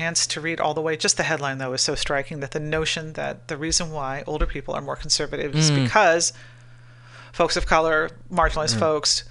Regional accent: United States; we are all American, you know, just thinking of the notion of like being born an American

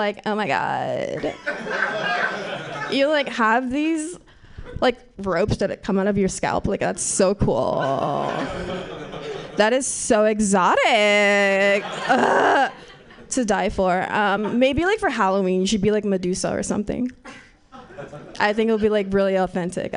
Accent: Nigeria; moved away; I'm a Nigerian child

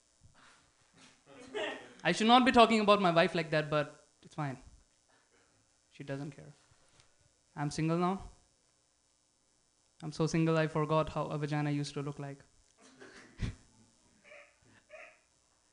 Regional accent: India; now in San Francisco, United States; Me being Indian brown

